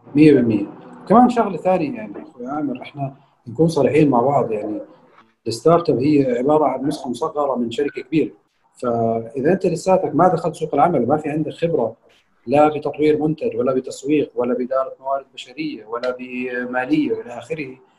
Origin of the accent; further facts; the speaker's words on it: Jordan; عندنا في الاردن